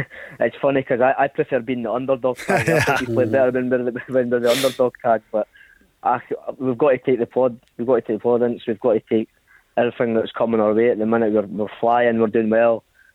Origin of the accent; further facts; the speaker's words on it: Perth, Scotland, United Kingdom; local boy growing up in Perth